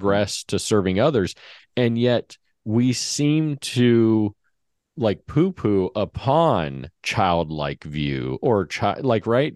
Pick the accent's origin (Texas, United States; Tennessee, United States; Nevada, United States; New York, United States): Nevada, United States; Henderson; We grew up in Henderson, so just a suburb of Vegas